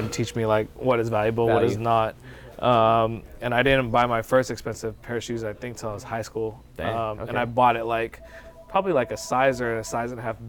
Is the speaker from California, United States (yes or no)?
yes; Union City, California, United States; Born and raised in Union City.